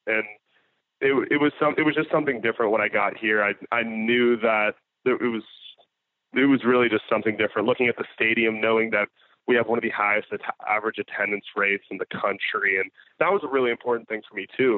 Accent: Florida, United States; growing up in Florida just had like in the summers we we would go out on lakes consistently

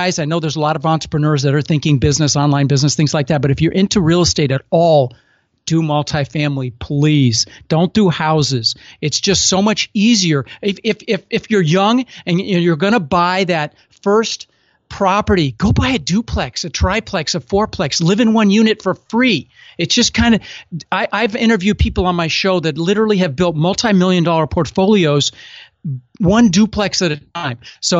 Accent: Denver, Colorado, United States; I had, you know, the palm trees because I grew up in Denver

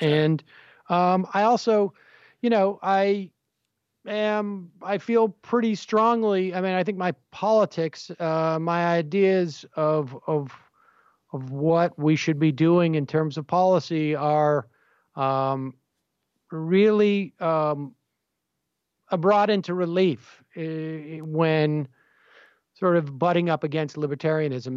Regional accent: Worcester, Massachusetts, United States; I was involved in local politics where I grew up in Worcester, Massachusetts

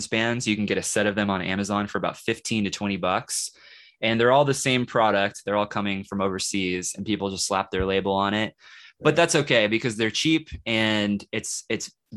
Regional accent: Kansas City, United States; now in Lawrence, United States; I live in Lawrence, okay, and I'm from Kansas City, so I know that city well

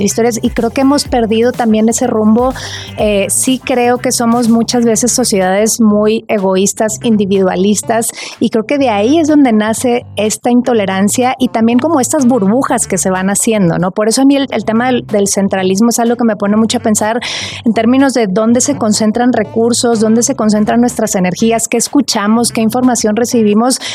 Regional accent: Monterrey, Nuevo León, Mexico; moved away as an adult; now in Mexico City, Mexico; yo soy de Monterrey y hace algunos años que me mudé a vivir a la Ciudad de México

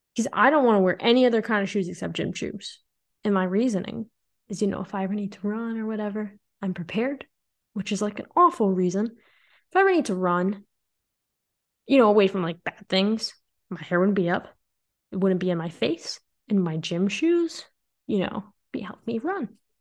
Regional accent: Illinois, United States; moved away as an adult; also born or lived in Nebraska; I've called Illinois my home for my entire life.

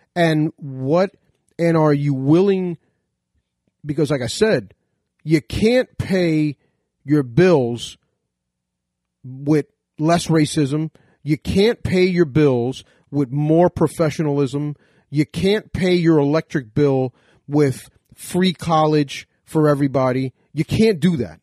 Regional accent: United States; As an American myself, you know, 'cause if you cut my veins, I bleed red, white, and blue

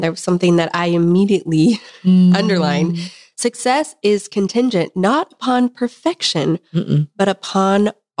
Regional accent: Kansas, United States; I'm from Kansas. We call it crowns in Kansas.

